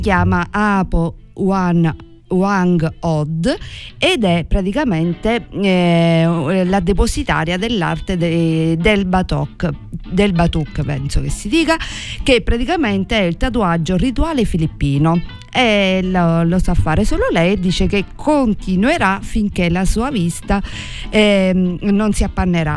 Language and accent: Italian; Sicily, Italy; come italiani e come siciliani